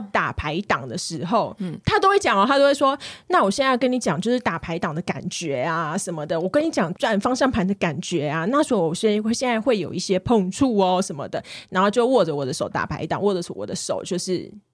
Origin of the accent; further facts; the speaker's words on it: southern Taiwan, Taiwan; 毕竟这是我们南部人，大概七八岁就会的事情